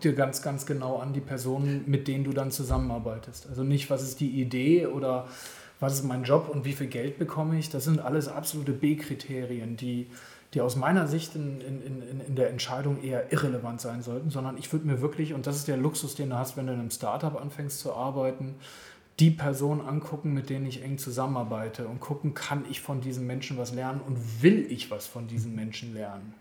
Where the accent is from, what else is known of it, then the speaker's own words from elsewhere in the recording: Germany; moved away as an adult; also born or lived in Guatemala; ich bin ein Deutscher